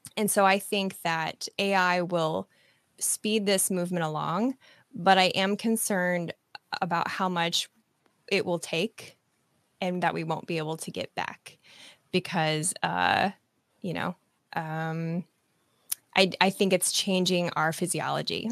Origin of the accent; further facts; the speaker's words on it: Nebraska, United States; moved away; I'm from Nebraska originally